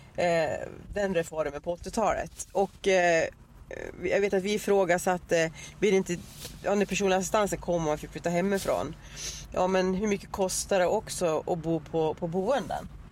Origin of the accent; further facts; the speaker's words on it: Arbrå, Gävleborg County, Sweden; moved away as an adult; now in Dalarna, Sweden; jag eh, är uppvuxen, jag är ju född i Arbro, Bollnäs kommun i Hälsingland